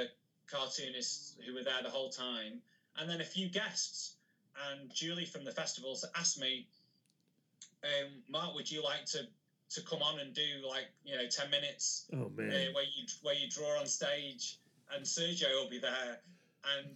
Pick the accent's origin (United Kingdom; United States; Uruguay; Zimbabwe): United Kingdom; Macclesfield, North West England; I also organise one myself in my hometown called MacPow. So I live in a place called Macclesfield